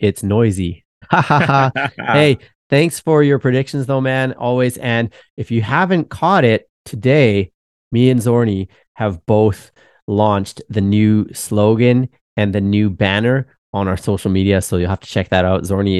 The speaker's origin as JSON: {"language": "English", "country": "Canada", "said": "I'm Canadian too."}